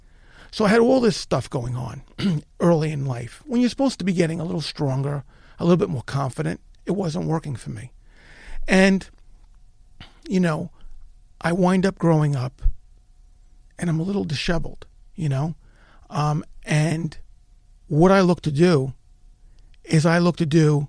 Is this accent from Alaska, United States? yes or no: no; New York, United States; I was born in East Harlem, New York.